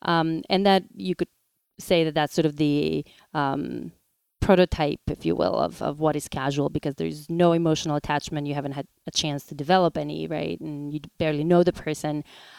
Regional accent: North Macedonia; now in New York, United States; Macedonia. Not sure how things are these days over there. I rarely go back home.

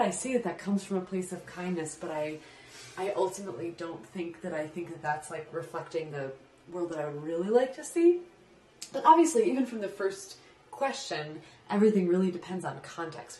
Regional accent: Midwest, United States; I was raised in the Midwest

